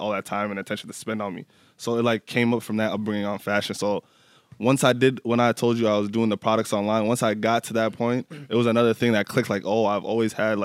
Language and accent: English; Minneapolis, Minnesota, United States; also born or lived in Nashville, Tennessee; We moved to North Minneapolis, stayed there ever since